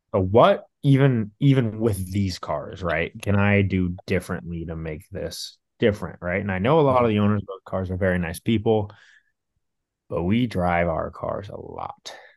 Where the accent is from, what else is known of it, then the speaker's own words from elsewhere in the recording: Orange County, California, United States; growing up in Orange County